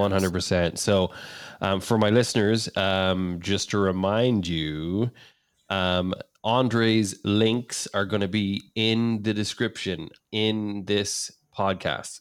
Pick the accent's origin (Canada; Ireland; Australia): Ireland; moved away; being Irish